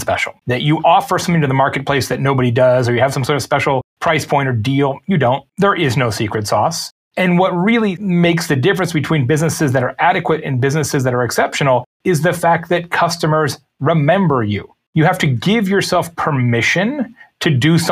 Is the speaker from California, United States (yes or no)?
no; Lake Havasu City, Arizona, United States; my hometown when I grew up, Lake Havasu City, Arizona